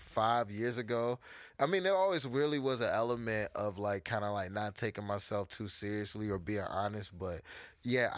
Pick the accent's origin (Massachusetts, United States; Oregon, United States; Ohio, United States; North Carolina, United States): North Carolina, United States; Charlotte; North side. I'm from the north. I grew up on Sugar Creek Road, suburbs.